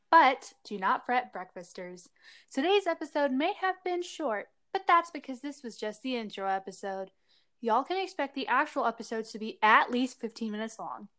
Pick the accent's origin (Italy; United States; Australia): United States; Collin County, Texas; also born or lived in Bangalore, India; now in Texas, United States; I was born in Texas and lived in a very green countryside city ish place in Collin County